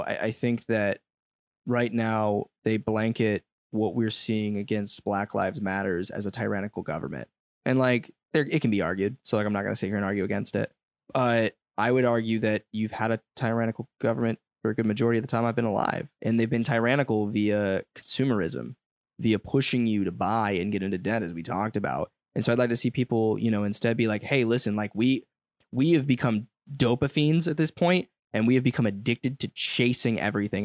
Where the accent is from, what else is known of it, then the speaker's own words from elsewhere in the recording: United States; I grew up in the commercialized United States